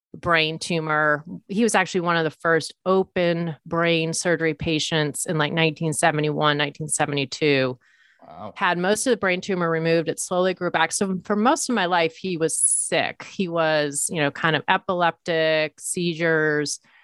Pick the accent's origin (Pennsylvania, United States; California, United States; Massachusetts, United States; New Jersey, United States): Massachusetts, United States; Leominster; moved away as an adult; also born or lived in New York City; I grew up in a blue collar town, central Massachusetts, kind of near Worcester, town called Leominster